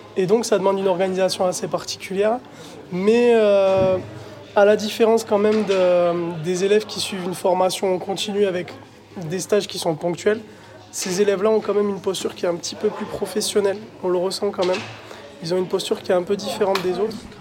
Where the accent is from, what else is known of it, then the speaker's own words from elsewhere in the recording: Toulouse, Occitania, France; moved away; je suis originaire de Toulouse